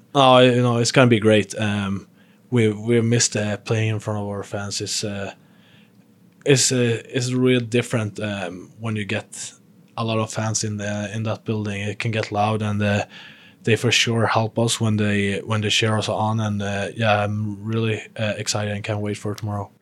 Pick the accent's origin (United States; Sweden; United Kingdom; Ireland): Sweden; moved away as an adult; I came from, from living with, still living with my parents back home in Sweden. Um, still living in my hometown